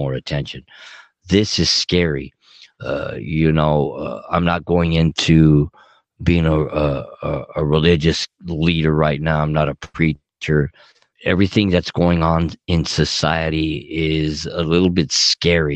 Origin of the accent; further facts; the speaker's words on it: Los Angeles, California, United States; moved away; I'm dedicated to Southern California, Puerto Los Angeles all the way. It's my hometown, but I don't live there anymore